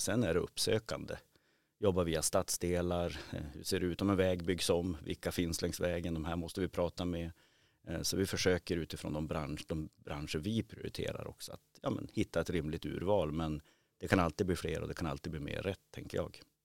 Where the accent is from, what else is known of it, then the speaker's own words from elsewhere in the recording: Umeå, Västerbotten County, Sweden; född och uppvuxen i Umeå